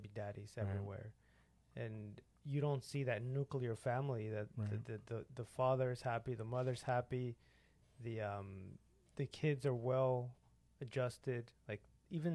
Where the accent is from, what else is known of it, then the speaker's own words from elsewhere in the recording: Mexico; I'm from Mexico.